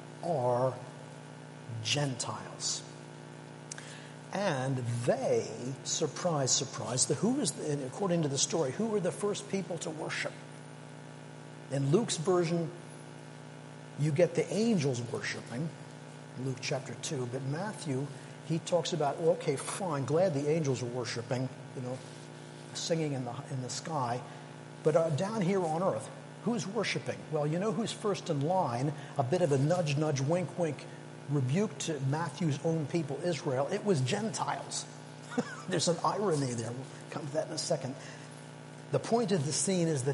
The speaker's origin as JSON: {"language": "English", "country": "Canada", "moved": "yes", "lives_now": "United Kingdom", "said": "I'm Canadian"}